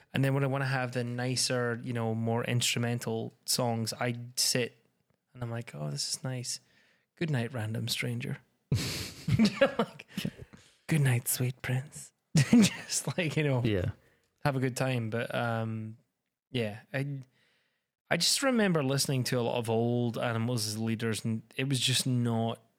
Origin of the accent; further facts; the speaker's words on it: Scotland, United Kingdom; I'm that Scottish guy